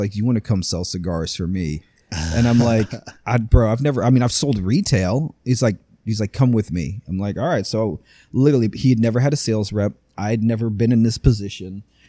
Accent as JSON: {"language": "English", "town": "Longwood", "region": "Florida", "country": "United States", "tie": "born or raised there", "said": "I've been in Longwood. I was born in Longwood. I've been here for 40 freaking years."}